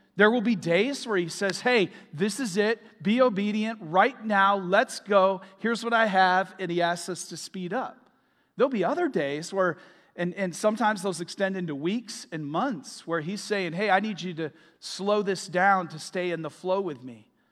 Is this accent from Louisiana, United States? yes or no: no; Michigan, United States; moved away as an adult; now in Florida, United States; We're from Michigan. Uh, we moved here in twenty twenty